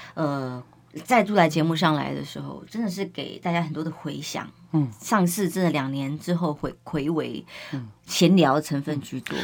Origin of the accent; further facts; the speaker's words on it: Taiwan; 我们台湾人